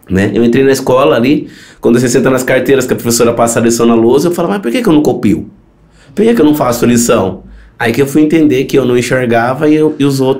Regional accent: Maranhão, Brazil; now in Paulínia, Brazil; tenho 33 anos, é, como o Lucas disse, eu vim do Maranhão, né? A gente veio pra Paulínia em busca de tratamento para meus olhos e para os olhos do meu irmão

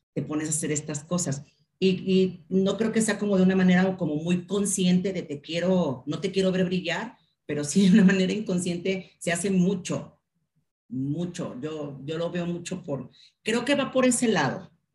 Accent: Mexico; como mexicanos

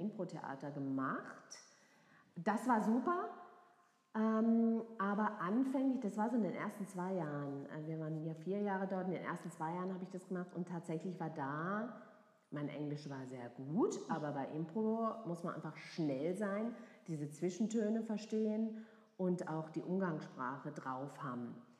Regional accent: Freiburg, Baden-Württemberg, Germany; now in Frankfurt, Germany; Ich komme aus Freiburg ah, ja, oder aus der Nähe von Freiburg. Mhm. Und äh, das hört man auch hin und wieder raus.

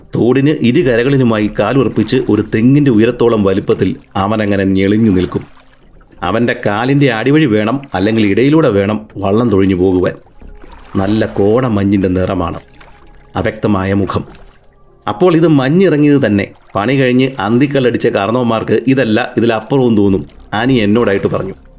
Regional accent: Arpookara, Kerala, India; ഇതിൻ്റെ തീരത്താണ് ഈ ശ്രീമാൻ ഞാൻ കളിച്ചു വളർന്നത്

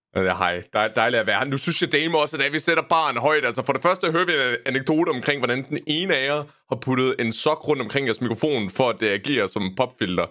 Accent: Esbjerg, Southern Denmark, Denmark; now in Nørre Åby, Denmark; jeg er jo født opvokset i Esbjerg, så jeg, så jeg er jyde by heart

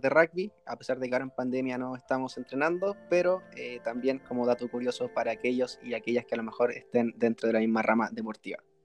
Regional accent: Concepción, Biobío, Chile; soy de la ciudad de Concepción

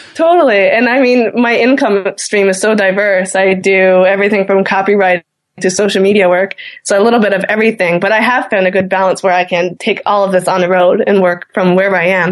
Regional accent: Newfoundland and Labrador, Canada; as a Newfoundlander

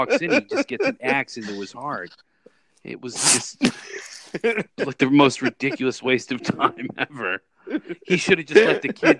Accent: Philadelphia, Pennsylvania, United States; where we grew up in Philadelphia.

